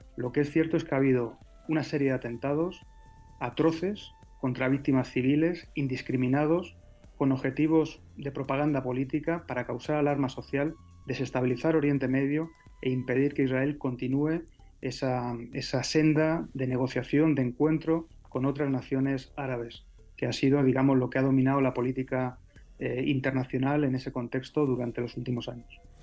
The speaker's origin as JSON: {"language": "Spanish", "country": "Spain", "said": "yo como español, ya sabes que soy hijo de latinoamericanos, pero de origen español"}